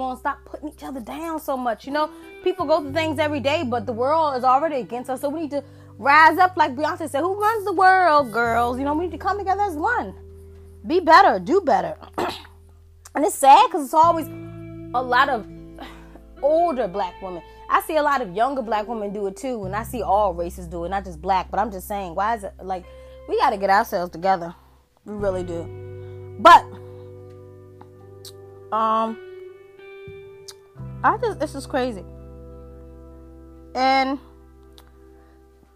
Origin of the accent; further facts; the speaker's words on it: United States; I'm African American